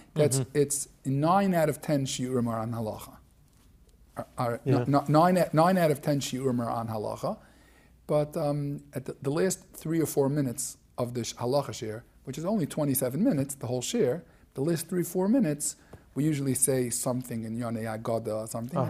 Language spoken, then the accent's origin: English; New York City, New York, United States; moved away as an adult; also born or lived in Israel; now in Lakewood, United States; I grew up in Flatbush, and it was gewaldic, the Chaim Berlin elementary years.